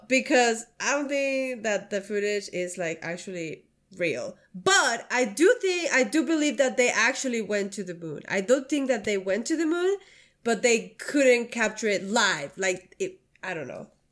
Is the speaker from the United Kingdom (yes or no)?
no; Mexico; moved away as an adult; now in United States; I grew up in Mexico for my, the twenty, the first twenty-three years of my life